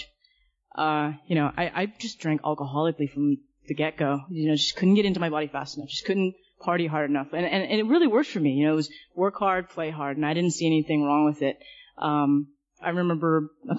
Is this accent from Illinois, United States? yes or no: no; Southern California, United States; I'm originally from Southern California, and just kind of growing up throughout my childhood